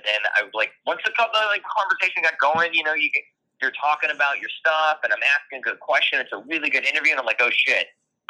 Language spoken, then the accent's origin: English; Pinellas County, Florida, United States; moved away; also born or lived in Tampa, Florida / Louisville, Kentucky; I was born in Tampa, and I grew up in Pinellas County, which is the adjacent county to Florida. So there's Hillsborough and Pinellas County.